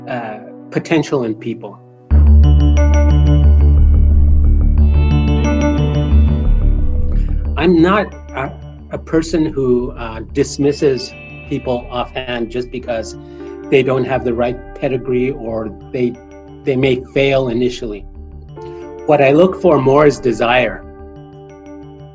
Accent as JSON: {"language": "English", "region": "New Mexico", "country": "United States", "tie": "born or raised there", "moved": "yes", "said": "I come from a quite impoverished area of New Mexico."}